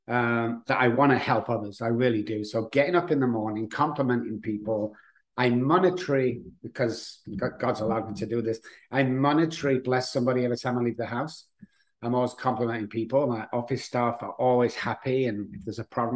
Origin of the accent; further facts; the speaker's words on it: Manchester, North West England, United Kingdom; now in San Antonio, United States; I live in San Antonio, Texas, but as you can tell by the voice, I'm from England, Manchester